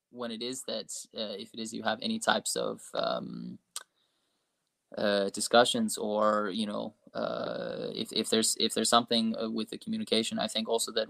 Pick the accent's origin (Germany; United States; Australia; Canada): Australia; so yeah, so, so, I'm Australian.